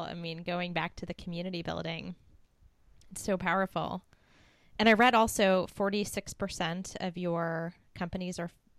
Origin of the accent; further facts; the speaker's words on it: East Coast, United States; now in Indianapolis, United States; I came from the East Coast to the Midwest, now in Indianapolis, so I can appreciate